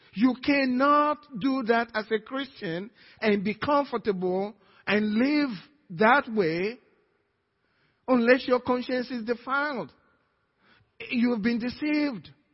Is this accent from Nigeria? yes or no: yes; Nigeria; now in Cypress, United States; I'm Nigerian, American Nigerian